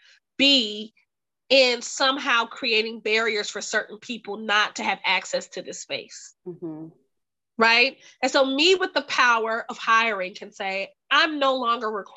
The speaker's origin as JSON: {"language": "English", "region": "the South", "country": "United States", "tie": "born or raised there", "said": "growing up in the South"}